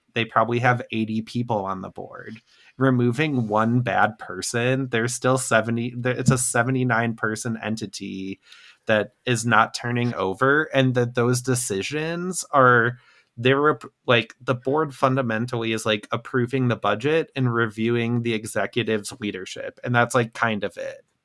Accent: Midwest, United States; a Midwesterner

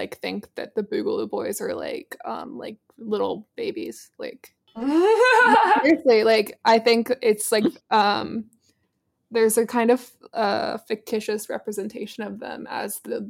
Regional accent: South Carolina, United States; Yeah, I'm actually from South Carolina, like born and raised.

